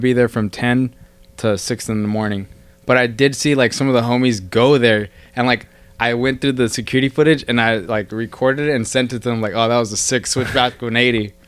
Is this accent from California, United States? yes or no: yes; Bakersfield, California, United States; I'm from Bakersfield